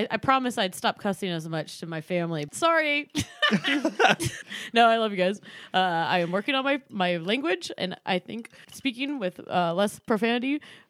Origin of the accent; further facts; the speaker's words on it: Bay Area, California, United States; now in Los Angeles, United States; I grew up in the Bay Area.